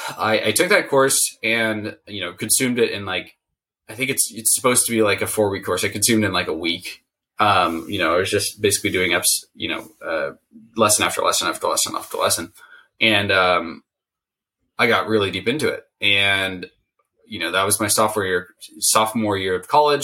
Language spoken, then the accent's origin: English; Silicon Valley, California, United States; I grew up in Silicon Valley